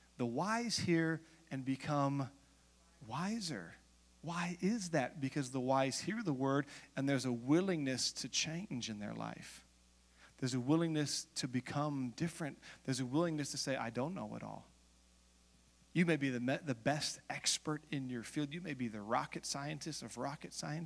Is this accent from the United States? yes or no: yes; United States; also born or lived in Los Angeles; I'm American